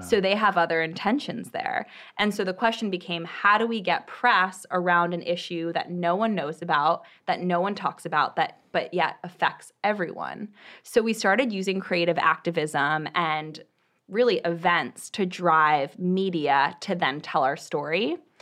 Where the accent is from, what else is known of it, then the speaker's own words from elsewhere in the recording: Bay Area, California, United States; also born or lived in Boston; I grew up in the Bay Area